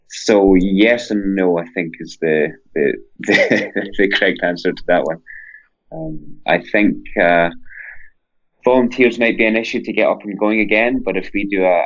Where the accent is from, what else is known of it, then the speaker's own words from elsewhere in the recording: Scotland, United Kingdom; now in Vancouver, Canada; I'm originally from Scotland